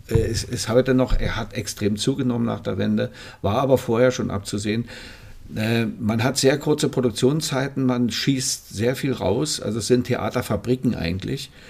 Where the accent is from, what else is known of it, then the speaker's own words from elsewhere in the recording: Potsdam, Brandenburg, Germany; ich bin äh, in Potsdam geboren. In Potsdam. Also in Babelsberg ja.